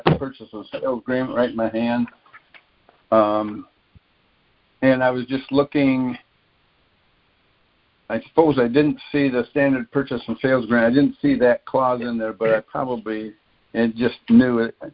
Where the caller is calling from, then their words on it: Florida, United States; I'm working from Florida